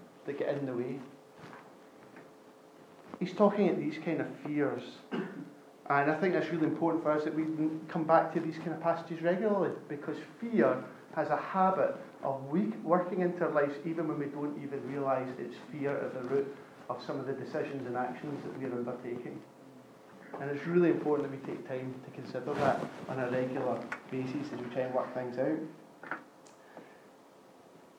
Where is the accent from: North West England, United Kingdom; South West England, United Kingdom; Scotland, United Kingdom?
Scotland, United Kingdom; I grew up in Scotland